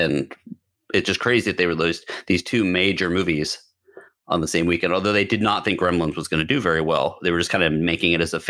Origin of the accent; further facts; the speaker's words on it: Boca Raton, Florida, United States; Pretty much everyone that I grew up around in Boca